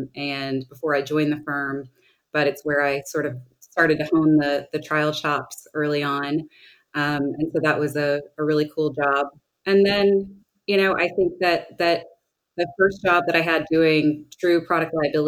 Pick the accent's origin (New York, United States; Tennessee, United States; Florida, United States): Tennessee, United States; Arlington; accent: Southern; So I'm from a town called Arlington, Tennessee, which is right outside of Memphis. I feel like you probably, because you ladies are so nice, you don't hear my Southern accent that comes out when I'm a little nervous